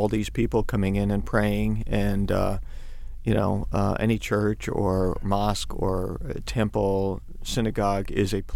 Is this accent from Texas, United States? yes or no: no; New York City, New York, United States; I grew up in Queens